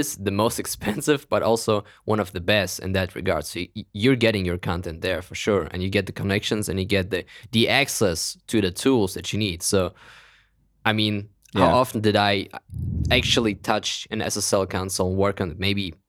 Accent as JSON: {"language": "English", "country": "Kazakhstan", "tie": "born there", "second_language": "English", "said": "But you know how as a European, or I was born in Kazakhstan, it's even worse."}